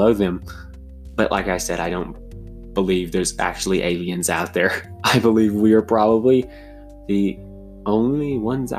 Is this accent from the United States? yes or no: yes; United States; I am all American